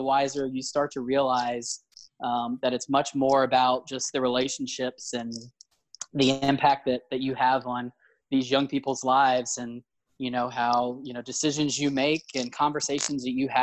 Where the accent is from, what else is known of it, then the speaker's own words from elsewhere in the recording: Fredericksburg, Virginia, United States; moved away; I'm from Fredericksburg, Virginia, which is like a suburb of DC now, essentially.